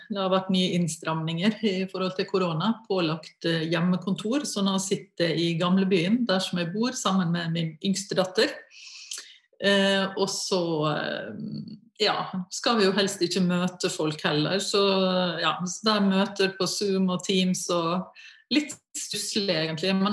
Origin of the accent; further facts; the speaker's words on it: Møre og Romsdal, Norway; Rent naturmessig eh, så har jo Oslo-området ingenting å stille opp med i forhold til Sunnmørsalpene og ja, i det hele tatt naturen hjemme, da.